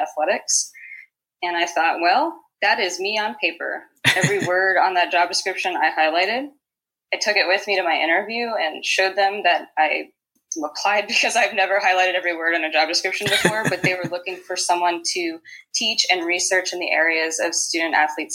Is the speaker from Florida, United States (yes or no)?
no; Houston, Texas, United States; moved away as an adult; also born or lived in Lincoln, Nebraska / Las Vegas; now in Manhattan, United States; I'm from Houston